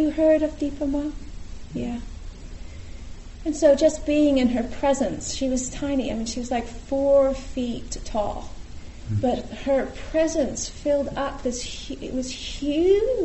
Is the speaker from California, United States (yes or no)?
yes; California, United States; I'm from California